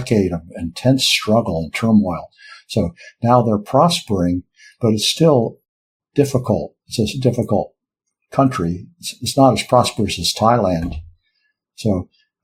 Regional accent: United States; I'm an American

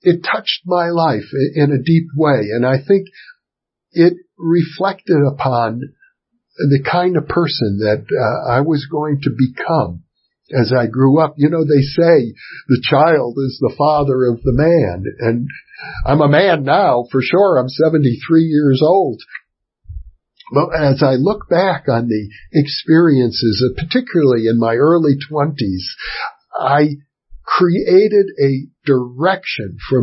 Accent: Fond du Lac, Wisconsin, United States; the conservative community I grew up in Fond du Lac, Wisconsin.

